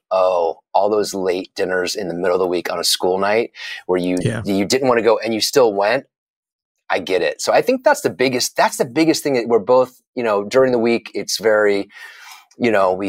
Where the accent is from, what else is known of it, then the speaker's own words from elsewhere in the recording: Tampa, Florida, United States; moved away as an adult; now in New York, United States; I was from Tampa